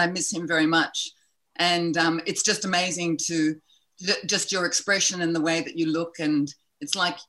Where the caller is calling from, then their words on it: Brisbane, Queensland, Australia; I'm just outside of Brisbane in Australia.